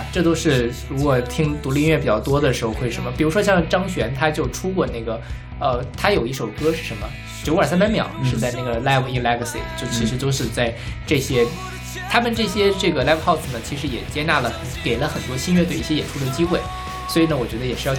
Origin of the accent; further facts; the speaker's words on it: China; 呃，因为觉得我从大陆过来一趟很很很很不容易嘛。